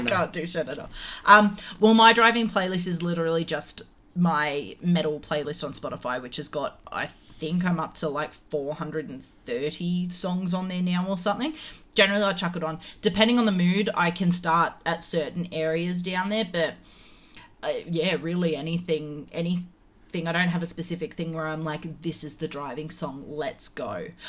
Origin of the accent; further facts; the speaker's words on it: Penrith, New South Wales, Australia; I was I was brought up in Penrith